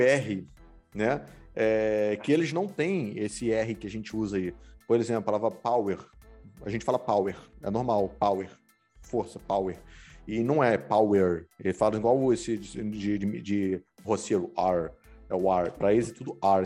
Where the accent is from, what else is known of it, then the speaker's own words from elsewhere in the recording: Rio de Janeiro, Brazil; accent: carioca; now in United States; esse meu sotaque carioca, que eu puxo, puxo S